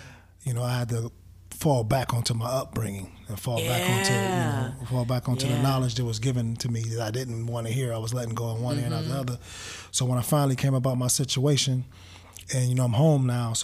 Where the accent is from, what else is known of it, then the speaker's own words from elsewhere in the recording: Warren, Ohio, United States; I'm from the Midwest, Warren, Ohio, a little small city outside of Cleveland